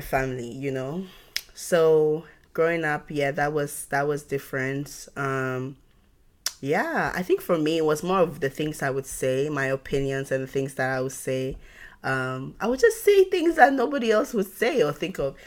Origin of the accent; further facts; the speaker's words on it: Ghana; now in United States; I grew up in Ghana